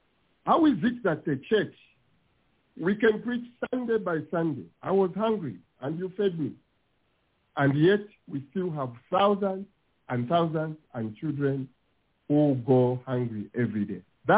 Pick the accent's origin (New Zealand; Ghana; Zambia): Zambia; Kitwe, Copperbelt Province; I come from Kitwe. That's my original place. We have more Christians than city.